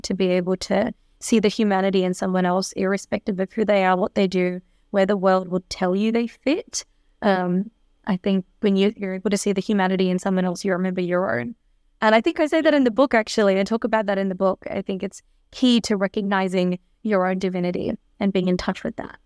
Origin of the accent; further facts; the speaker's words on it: Melbourne, Victoria, Australia; I was born and raised in Melbourne